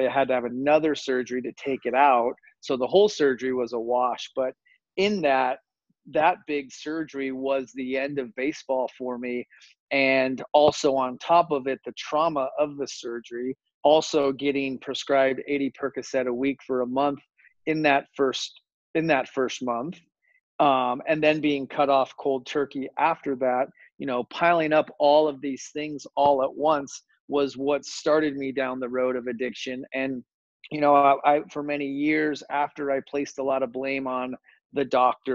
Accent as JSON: {"language": "English", "town": "Phoenix", "region": "Arizona", "country": "United States", "tie": "born or raised there", "said": "I grew up here in Phoenix, Arizona"}